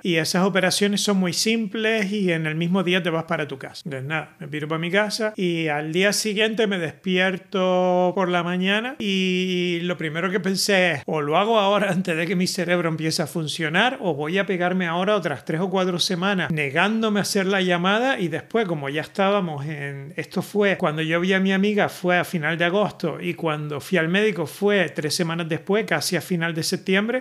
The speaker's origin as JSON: {"language": "Spanish", "region": "Canary Islands", "country": "Spain", "accent": "Canarian", "moved": "as an adult", "lives_now": "Netherlands", "said": "yo tengo un acento canario en holandés"}